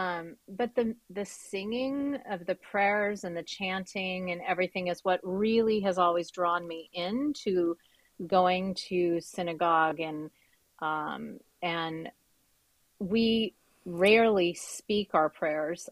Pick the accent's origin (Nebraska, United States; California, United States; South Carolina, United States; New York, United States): California, United States; Central Valley; growing up in Central Valley, I was one of the only Jewish people